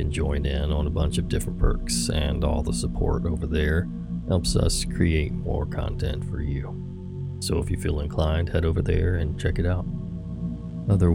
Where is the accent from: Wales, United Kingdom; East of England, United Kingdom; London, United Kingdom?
London, United Kingdom; also born or lived in Manila, Philippines; the same neighborhood that I'm from in London, England.